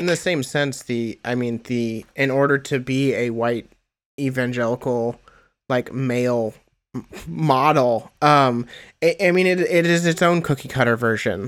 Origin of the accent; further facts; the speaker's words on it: Indiana, United States; I am from Indiana